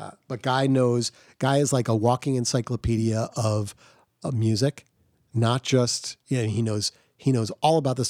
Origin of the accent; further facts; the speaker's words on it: New Jersey, United States; now in Providence, United States; Ryan and I grew up together in New Jersey